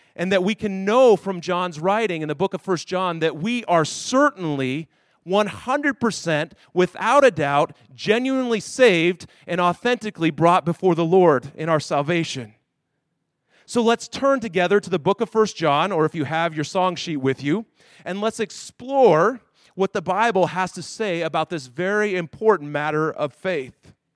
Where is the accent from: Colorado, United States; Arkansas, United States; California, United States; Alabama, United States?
Colorado, United States; Denver; moved away; I grew up in Denver, Colorado.